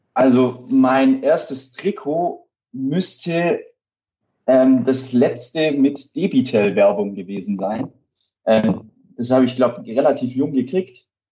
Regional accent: Ravensburg, Baden-Württemberg, Germany; Ich komme auch aus Ravensburg, ist ja auch Oberschwaben

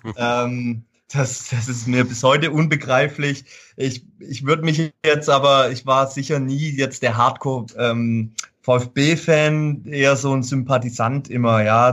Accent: Fellbach, Baden-Württemberg, Germany; ich komme aus Fellbach Schmieden und das war einfach so die Heimatzeitung

